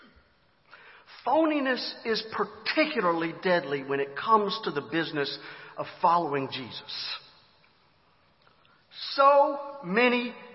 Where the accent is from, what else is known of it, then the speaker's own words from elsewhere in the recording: Griffin, Georgia, United States; my hometown of Griffin, Georgia